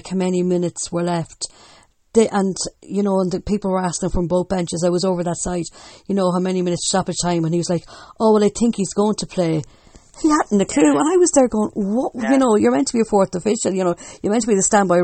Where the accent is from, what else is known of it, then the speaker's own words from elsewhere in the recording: Longford, Leinster, Ireland; I'm from Longford